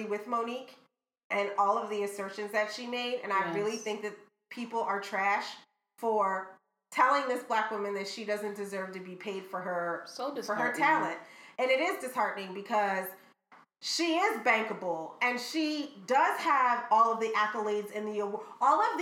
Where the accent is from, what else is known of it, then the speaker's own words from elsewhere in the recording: Philadelphia, Pennsylvania, United States; I'm from Philly